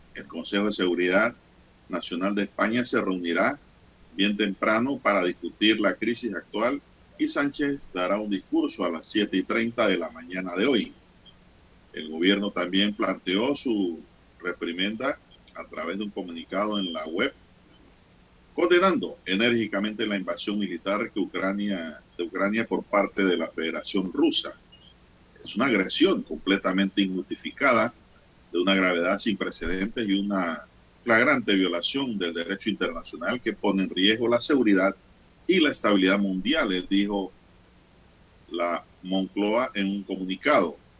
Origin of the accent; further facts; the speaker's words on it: Veraguas, Panama; moved away; mi ciudad natal